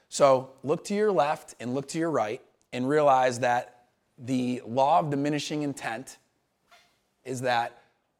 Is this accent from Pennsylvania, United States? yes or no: no; Syracuse, New York, United States; moved away as an adult; also born or lived in Montevallo, Alabama; I was this kid from Syracuse, New York, who ended up at the University of Montevallo because I played college baseball